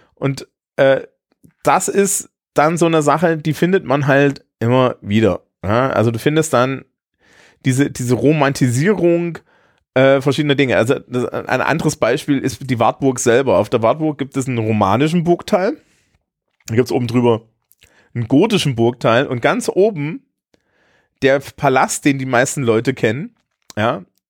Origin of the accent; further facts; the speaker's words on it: Eisenach, Thuringia, Germany; in meiner Heimatstadt Eisenach